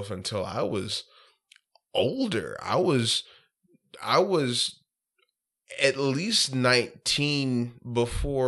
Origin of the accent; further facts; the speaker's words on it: South Arkansas, United States; also born or lived in Pine Bluff, Arkansas / Arkadelphia, Arkansas; now in Little Rock, United States; Pine Bluff is kind of where I hail from, but I grew up in South Arkansas, went to college in South Arkansas